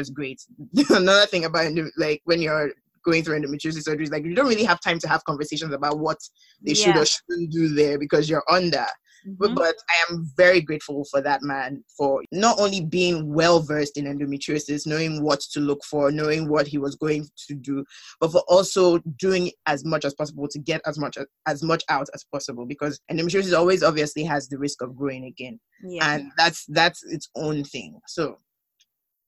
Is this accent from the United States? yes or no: no; Nigeria; moved away; being the Nigerian that I am